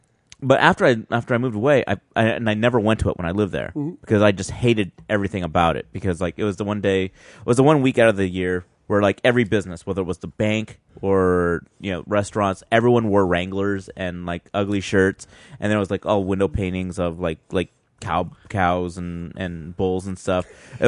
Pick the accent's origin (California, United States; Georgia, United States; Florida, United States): California, United States; Salinas; moved away; I grew up in Salinas